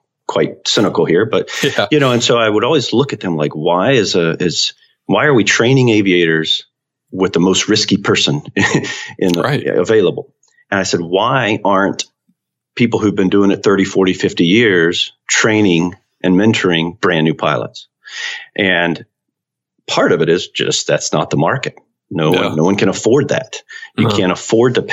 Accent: Central North Carolina, United States; I grew up in Central North Carolina

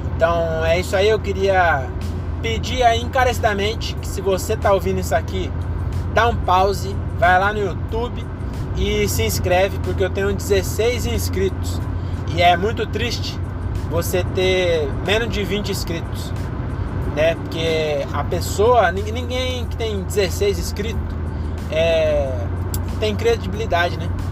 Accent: Caieiras, São Paulo, Brazil; quando eu era jovem, aqui em Caeiras

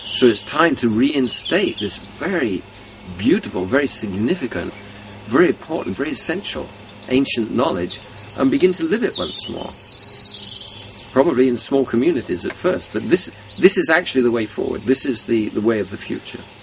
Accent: London, United Kingdom; I was born in London

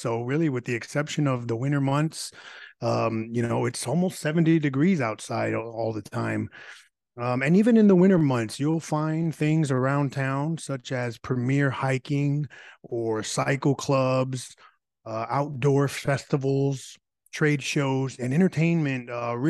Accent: San Antonio, Texas, United States; I was born and raised here in San Antonio

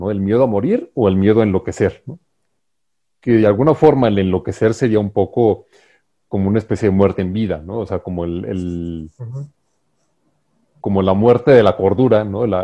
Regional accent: Mexico; como mexicanos

